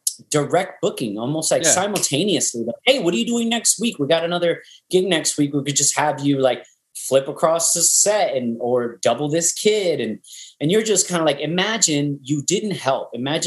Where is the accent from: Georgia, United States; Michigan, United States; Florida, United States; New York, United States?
New York, United States; And I was like, no, I got here early. I'm from New York, you know, blah, blah, blah.